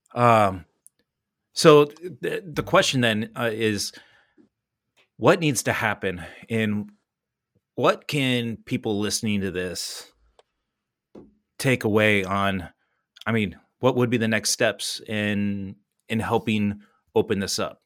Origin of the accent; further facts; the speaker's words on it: California, United States; moved away; growing up in California